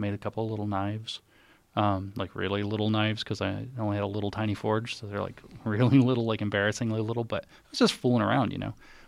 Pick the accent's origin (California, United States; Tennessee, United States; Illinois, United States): Tennessee, United States; I'm from Tennessee, so it's like sticky clay.